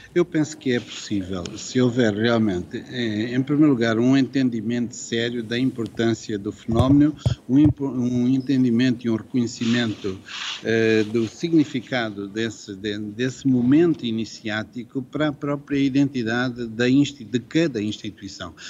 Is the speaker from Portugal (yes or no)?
yes; Coimbra, Centro, Portugal; also born or lived in Lisbon; Eu, por acaso, sou de Coimbra e conheço bem Coimbra